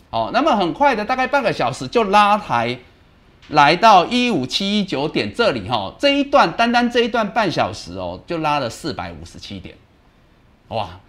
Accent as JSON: {"language": "Chinese", "country": "Taiwan", "said": "因为我们台湾人的，大家的这个团结一致啊"}